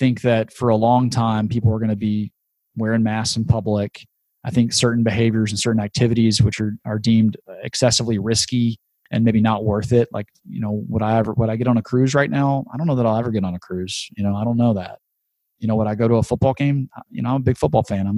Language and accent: English; Shreveport, Louisiana, United States; my hometown of Shreveport, Louisiana